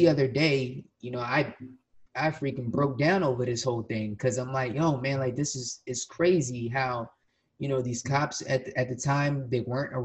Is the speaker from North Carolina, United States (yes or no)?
no; Willingboro, New Jersey, United States; I'm from Willimboro, but I don't go to Willimboro.